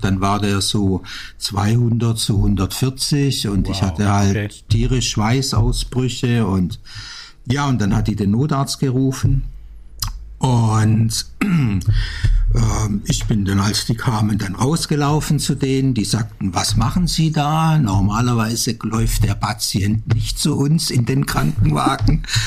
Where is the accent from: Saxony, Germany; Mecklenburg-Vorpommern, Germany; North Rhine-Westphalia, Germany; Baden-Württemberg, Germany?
Baden-Württemberg, Germany; Backnang; born or raised there; also born or lived in Stuttgart / Amsterdam